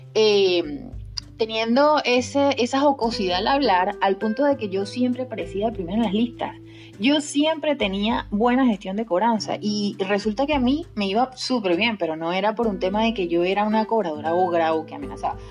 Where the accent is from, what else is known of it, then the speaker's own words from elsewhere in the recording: Guárico, Venezuela; now in Spain; yo soy de Guárico, soy muy criolla y eso no lo pierdo